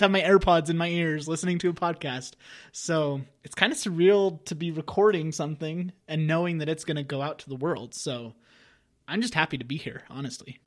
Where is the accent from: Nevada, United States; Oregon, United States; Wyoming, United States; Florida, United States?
Wyoming, United States; I'm originally from Wyoming, a small town in Wyoming